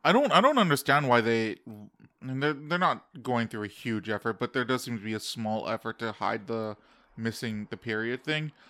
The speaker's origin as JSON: {"language": "English", "country": "Canada", "tie": "born or raised there", "also_born_or_lived": "United States", "said": "And we're in Canada"}